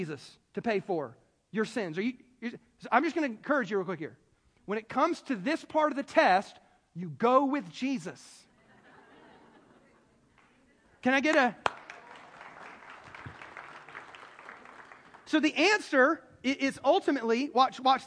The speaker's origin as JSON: {"language": "English", "region": "the Bible Belt", "country": "United States", "tie": "born or raised there", "moved": "yes", "lives_now": "California, United States", "said": "I grew up in the Bible Belt"}